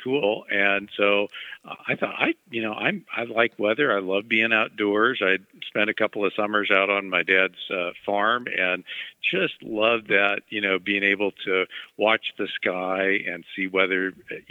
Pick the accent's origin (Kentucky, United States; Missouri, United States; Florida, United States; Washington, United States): Missouri, United States; Mexico; I grew up in Mexico, Missouri